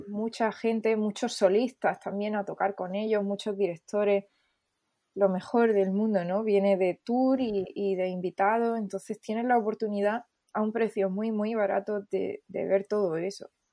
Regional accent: Almería, Andalusia, Spain; moved away as an adult; also born or lived in Seville / Los Angeles; yo soy de Almería

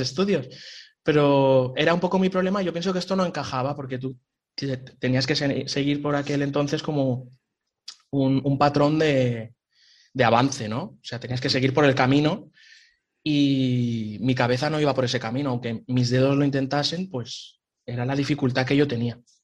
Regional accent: Picanya, Valencian Community, Spain; moved away as an adult; also born or lived in Hanover, Germany / Cologne, Germany; now in Germany; yo soy de Valencia, de un pueblo pequeñito, de Picaña, y pues nada, lo primero fue empezar en la banda de música del pueblo

